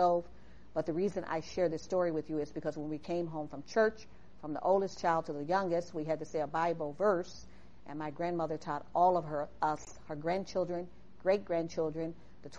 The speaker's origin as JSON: {"language": "English", "town": "Chicago", "region": "Illinois", "country": "United States", "tie": "born or raised there", "moved": "yes", "said": "I was born and raised in Chicago"}